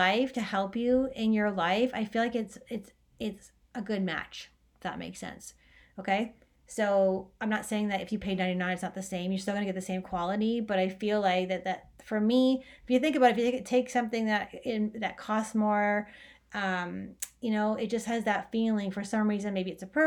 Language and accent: English; Orangeville, Ontario, Canada; moved away; I'm from Orangeville, right? So Orangeville, Ontario, Canada.